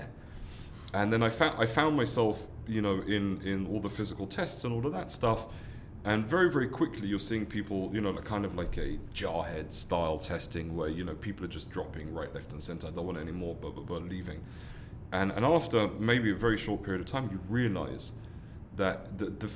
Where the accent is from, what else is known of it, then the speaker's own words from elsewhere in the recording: London, United Kingdom; moved away as an adult; now in Israel; I was born and raised in London, as you can tell from my accent